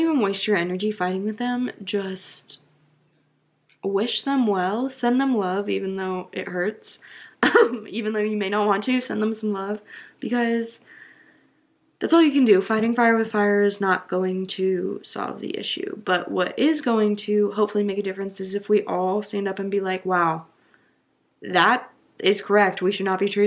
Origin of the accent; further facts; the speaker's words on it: the Bible Belt, United States; I grew up in the Bible Belt.